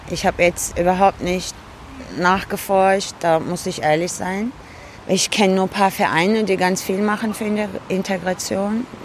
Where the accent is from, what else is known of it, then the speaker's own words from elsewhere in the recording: Cologne, North Rhine-Westphalia, Germany; born there; Ich bin hier in Köln geboren.